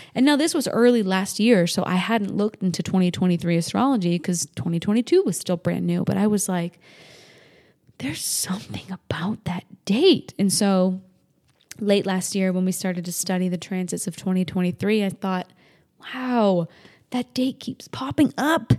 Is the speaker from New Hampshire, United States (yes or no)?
yes; New Hampshire, United States; moved away as an adult; also born or lived in Las Vegas, Nevada; I grew up in New England, New Hampshire